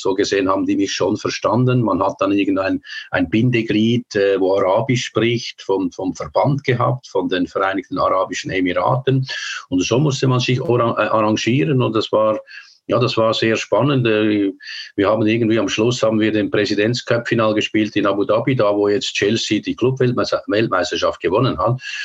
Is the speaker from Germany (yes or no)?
no; Switzerland; moved away as an adult; Aber ich bin natürlich in der Schweiz geboren, habe alles in der Schweiz gemacht.